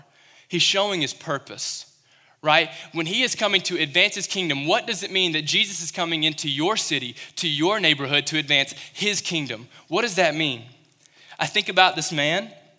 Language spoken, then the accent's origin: English; Kentucky, United States; I remember when I was in Western Kentucky, I came from Kentucky